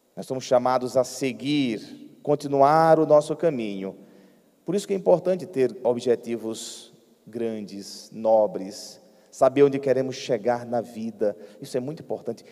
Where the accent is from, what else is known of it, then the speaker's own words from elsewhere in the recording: Piauí, Brazil; moved away; a minha terra lá no Piauí